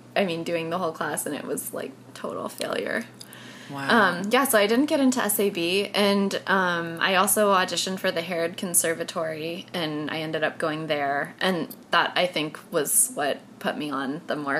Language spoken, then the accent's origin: English; Sun Valley, Idaho, United States; So, jag kommer ifrån Idaho, en liten by som heter Sun Valley. Och mina föräldrar träffade på en skidlift.